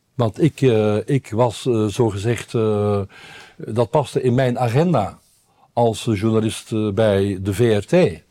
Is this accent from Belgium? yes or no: yes; Belgium; also born or lived in Brabant, Netherlands; now in Netherlands; als Belg